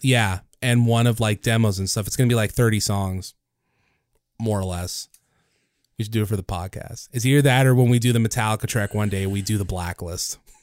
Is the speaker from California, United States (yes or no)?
yes; Los Osos, California, United States; here in my hometown